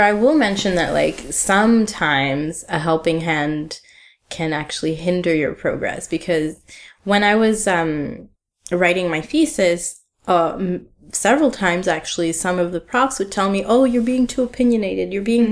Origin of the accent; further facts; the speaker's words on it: Ottawa, Ontario, Canada; moved away as an adult; now in Montreal, Canada; I grew up in Ottawa, which is a, a small city two hours away from Montreal in a different province in mm-hmm. Ontario